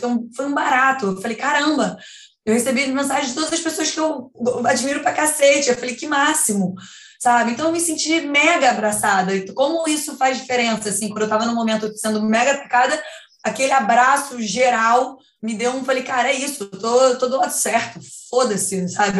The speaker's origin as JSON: {"language": "Portuguese", "country": "Brazil", "said": "eu sou brasileira"}